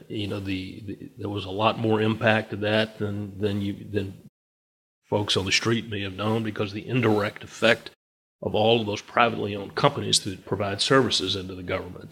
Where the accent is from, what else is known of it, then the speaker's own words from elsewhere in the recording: Virginia, United States; also born or lived in Charlotte, North Carolina; I was born and raised in Virginia